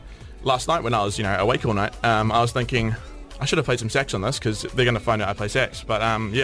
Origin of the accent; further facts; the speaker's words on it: Auckland, New Zealand; I grew up in Auckland.